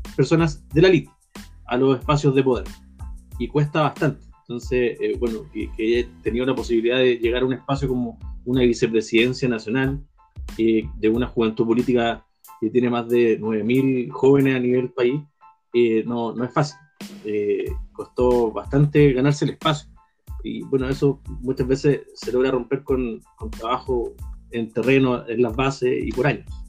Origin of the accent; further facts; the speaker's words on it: Puente Alto, Santiago Metropolitan Region, Chile; soy de Puente Alto, vivo en Puente Alto, soy de población